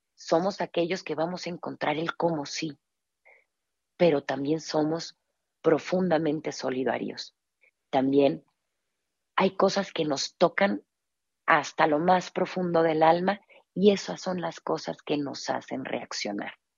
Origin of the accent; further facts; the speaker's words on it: Mexico; nuestra identidad como mexicanos